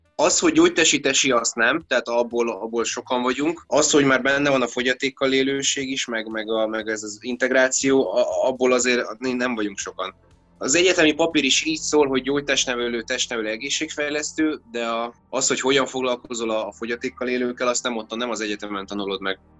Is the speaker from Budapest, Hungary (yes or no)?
no; Esztergom, Komárom-Esztergom, Hungary; born or raised there